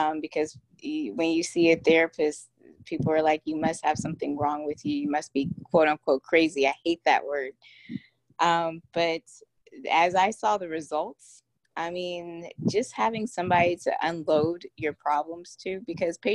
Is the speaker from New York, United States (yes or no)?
no; Houston, Texas, United States; I'm from Houston, Texas